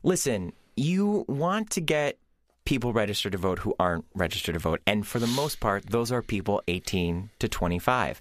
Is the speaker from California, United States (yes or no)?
no; Ohio, United States; I'm from Ohio